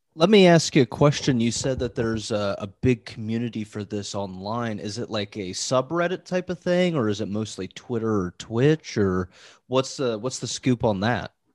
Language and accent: English; Midwest, United States; I grew up in the Midwest as well